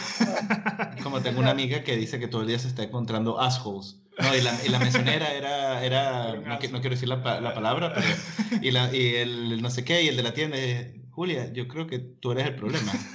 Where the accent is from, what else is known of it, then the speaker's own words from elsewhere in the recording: Venezuela; moved away; venimos este de Venezuela